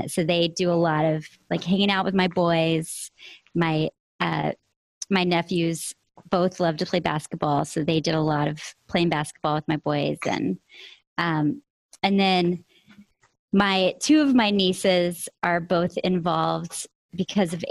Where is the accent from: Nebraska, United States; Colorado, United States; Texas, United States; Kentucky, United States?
Texas, United States; Amarillo; now in California, United States; my hometown in Texas